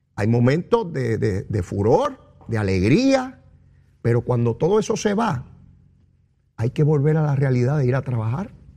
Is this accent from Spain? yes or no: no; Puerto Rico; tan boricuas como ustedes y como yo